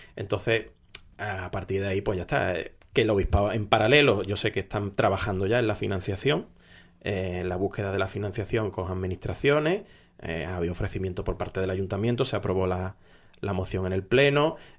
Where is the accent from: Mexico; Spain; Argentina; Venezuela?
Spain; Málaga, Andalusia; como malagueño